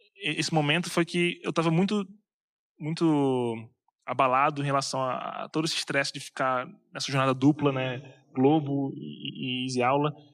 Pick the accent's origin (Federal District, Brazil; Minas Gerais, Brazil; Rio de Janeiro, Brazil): Rio de Janeiro, Brazil; moved away as an adult; also born or lived in São José dos Campos / United States; eu sou carioca